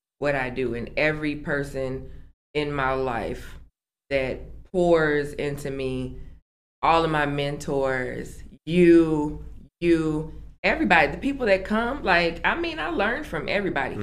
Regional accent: Aurora, Illinois, United States; moved away; city of Aurora, being able to come back to my hometown

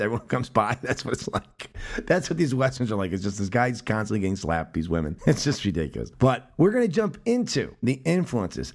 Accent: United States; as an American viewer

